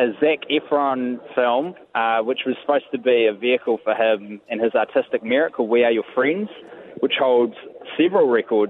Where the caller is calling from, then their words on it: Auckland, New Zealand; I'm actually inside of Britomart, and you're hearing the CityLink rail network being constructed around me.